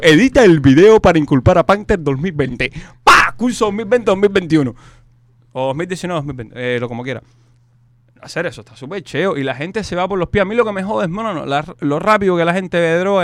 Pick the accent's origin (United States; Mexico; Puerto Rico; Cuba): Cuba; moved away; todos somos los cubanos